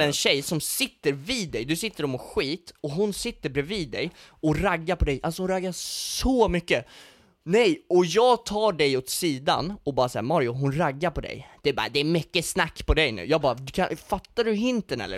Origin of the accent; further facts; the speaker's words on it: Stockholm, Stockholm County, Sweden; Jag, jag är från Stockholm